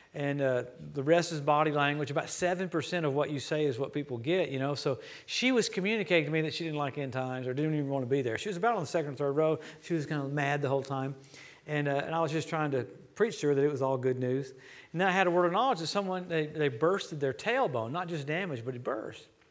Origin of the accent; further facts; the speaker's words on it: Louisiana, United States; moved away; also born or lived in Tulsa; I grew up in Louisiana